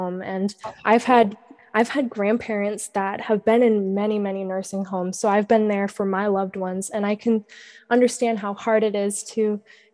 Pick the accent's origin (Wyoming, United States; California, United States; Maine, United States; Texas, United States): Maine, United States; that's a beach that I've grown up going to because I've lived in the same small town my entire life